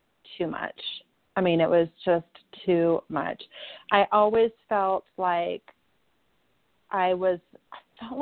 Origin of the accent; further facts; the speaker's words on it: Southern California, United States; I grew up in Southern California in the 70s and 80s.